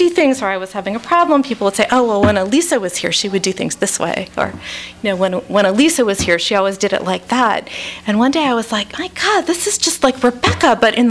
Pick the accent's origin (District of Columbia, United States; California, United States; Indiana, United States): District of Columbia, United States; Washington; I grew up in the Washington, D.C. area, but I spent my summers on Cape Cod